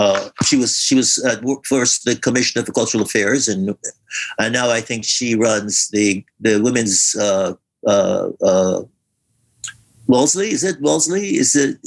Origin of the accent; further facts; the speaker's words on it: Guyana; also born or lived in Newark, New Jersey; now in United States; the cultural experience that we had growing up in Guyana